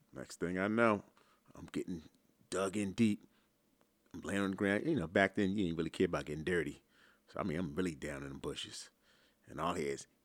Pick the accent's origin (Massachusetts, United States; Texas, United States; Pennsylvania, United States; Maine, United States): Pennsylvania, United States; Philadelphia; I grew up in Philly